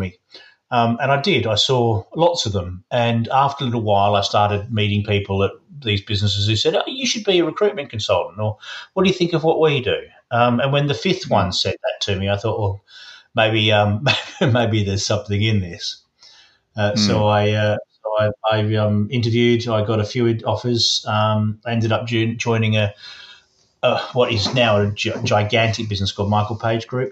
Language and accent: English; Western Australia, Australia; now in Oxfordshire, United Kingdom; I've been here a very, very long time, but I grew up in Western Australia